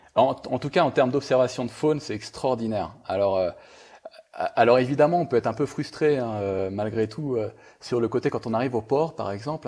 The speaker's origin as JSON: {"language": "French", "region": "Brittany", "country": "France", "moved": "yes", "lives_now": "Ecuador", "said": "je suis breton d'origine"}